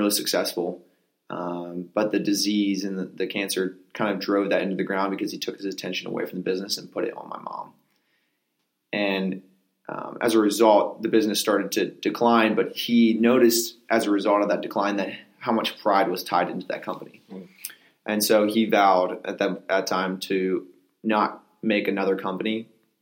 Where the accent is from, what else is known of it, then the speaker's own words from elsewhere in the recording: Pennsylvania, United States; Originally, I was born in Pennsylvania. Grew up in a small farm